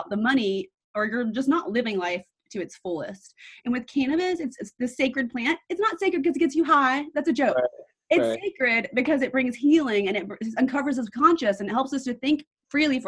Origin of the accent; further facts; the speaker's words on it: New York, United States; I'm from New York